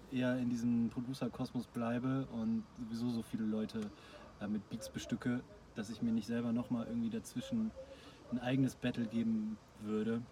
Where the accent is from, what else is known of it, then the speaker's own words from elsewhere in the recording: Ruhr area, North Rhine-Westphalia, Germany; wir halt durch Ruhrpott verteilt sind